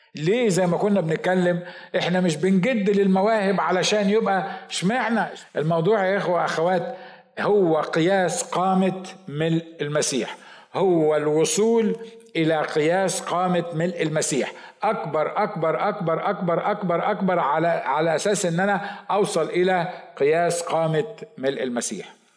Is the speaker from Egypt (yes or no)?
yes; Egypt